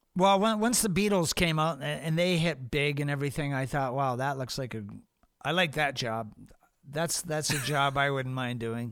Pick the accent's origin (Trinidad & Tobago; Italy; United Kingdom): United Kingdom; England; moved away; also born or lived in Hamilton, Canada / Toronto, Canada; I grew up in England